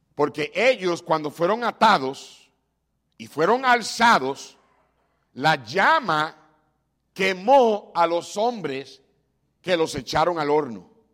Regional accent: Puerto Rico; moved away; como decimos en Puerto Rico

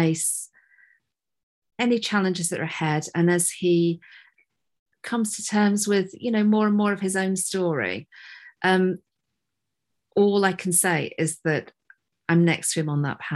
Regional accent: Yorkshire and the Humber, United Kingdom; moved away; I'm not in Yorkshire now, but I am from Yorkshire.

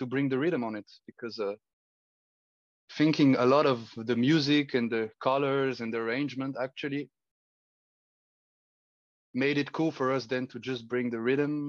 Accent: Bulgaria; now in Geneva, Switzerland; growing up in Bulgaria

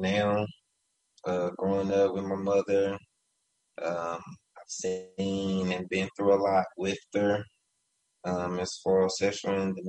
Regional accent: Dallas, Texas, United States; I grew up in Dallas, Texas.

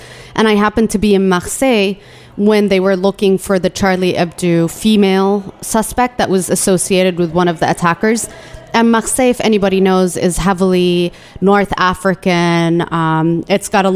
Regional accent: Yemen; now in United States; my birthplace says Yemen

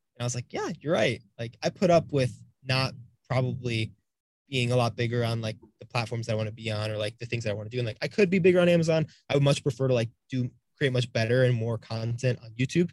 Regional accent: Florida, United States; we're both from the East Coast in Florida

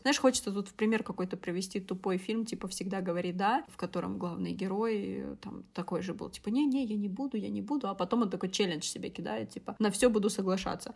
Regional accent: Siberia, Russia; now in Moscow, Russia; я выросла в Сибири

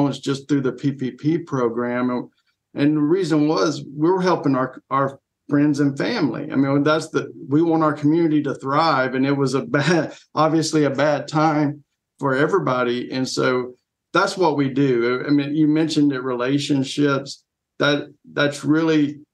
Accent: Atlanta, Georgia, United States; now in Corsicana, United States; I'm originally from Atlanta, Georgia, or in the suburbs of Atlanta, Georgia.

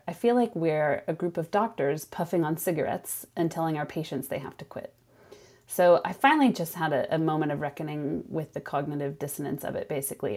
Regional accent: Sonoma, California, United States; moved away as an adult; now in Lund, Sweden; I grew up in Sonoma, which is about an hour north of San Francisco

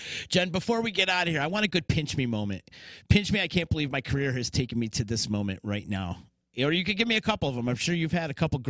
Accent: Central New York, United States; we do have a lot of people from Central New York that chime in, obviously, because it's my home area. And I would really love to see a lot of my hometown come out and support this.

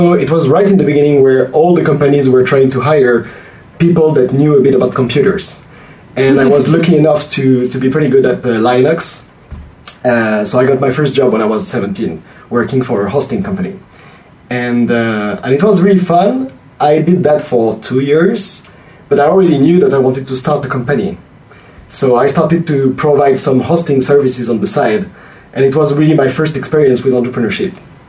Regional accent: France; English is a second language; Oh, I'm French.

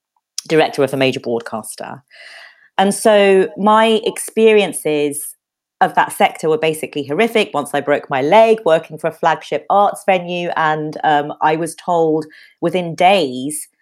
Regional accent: London, United Kingdom; also born or lived in Bethnal Green; I grew up in Peckham

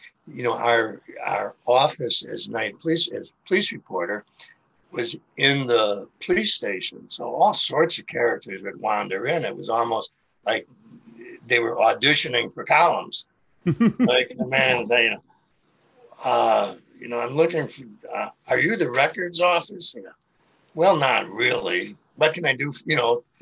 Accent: Chicago, Illinois, United States; moved away as an adult; also born or lived in Phoenix; now in St. Louis, United States; I grew up in Chicago

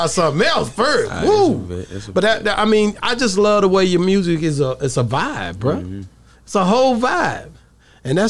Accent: East Texas, United States; I'm East Texas hard here

